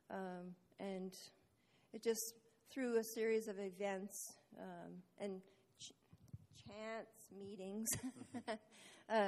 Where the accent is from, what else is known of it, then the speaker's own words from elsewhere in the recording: India; Initially, because I grew up in India, my parents were missionaries in India